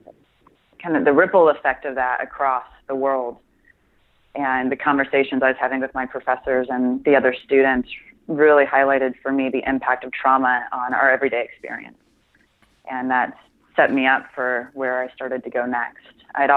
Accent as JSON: {"language": "English", "region": "Midwest", "country": "United States", "tie": "born or raised there", "also_born_or_lived": "Milwaukee / Denver / Kansas City", "said": "I am a Midwestern girl through and through. I was born in Milwaukee"}